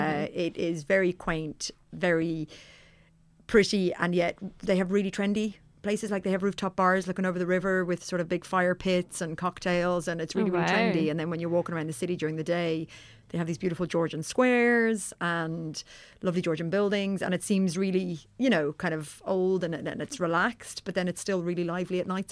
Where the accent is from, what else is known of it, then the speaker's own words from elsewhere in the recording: Johannesburg, Gauteng, South Africa; moved away; I'm from Johannesburg.